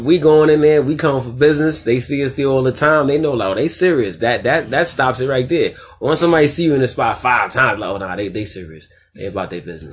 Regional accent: New York City, New York, United States; we're from Queensbridge, but our restaurant's in Ravenswood

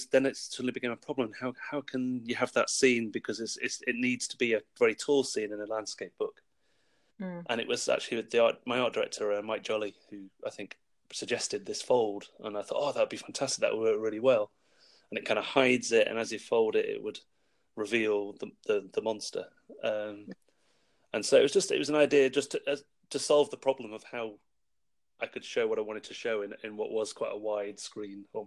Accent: Wales, United Kingdom; moved away; I grew up in Wales, and we were moving back to Wales

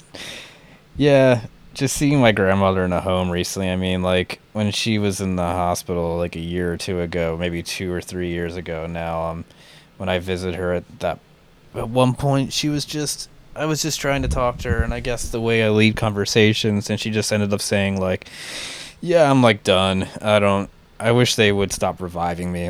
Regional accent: outside of Philadelphia, Pennsylvania, United States; where I grew up outside of Philly.

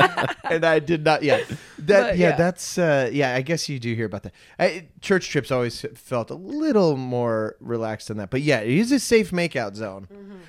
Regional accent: Virginia Beach, Virginia, United States; moved away; I grew up in Virginia Beach, Virginia.

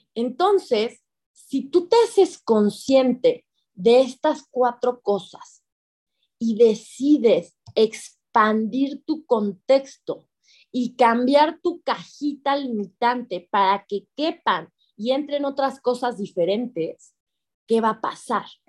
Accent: Mexico; first language Spanish; si yo quería hablar español y nacer en México

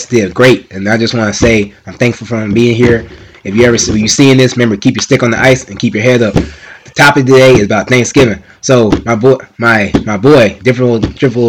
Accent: East Orange, New Jersey, United States; moved away; my hometown, New Jersey. I'm from East Orange

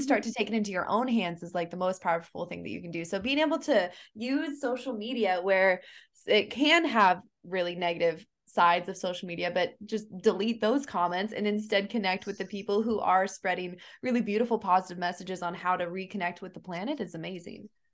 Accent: Kansas, United States; now in Hawaii, United States; I'm from Kansas originally, and in the Midwest

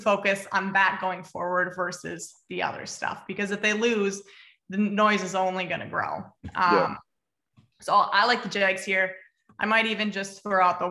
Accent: Minnesota, United States; Growing up in Minnesota

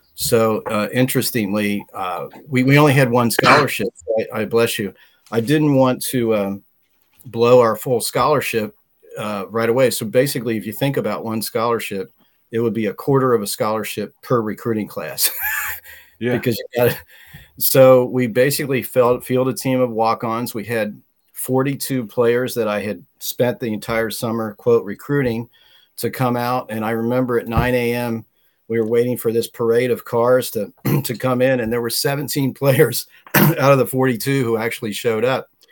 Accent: Cincinnati, Ohio, United States; I'm from uh, Anderson Township in the uh, Cincinnati. I still live about five minutes from where I grew up

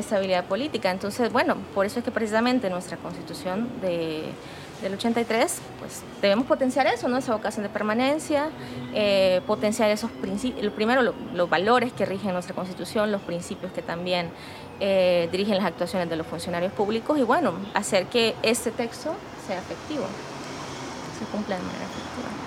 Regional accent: La Unión, El Salvador; yo soy originaria de la Unión

